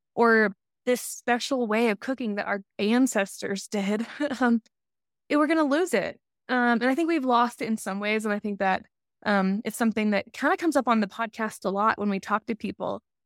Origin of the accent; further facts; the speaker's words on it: Alabama, United States; moved away; I'm from the South